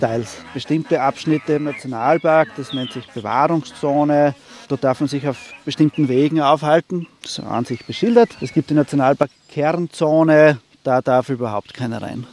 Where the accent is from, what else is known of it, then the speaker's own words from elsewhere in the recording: Seewinkel, Burgenland, Austria; Bei uns im Seewinkel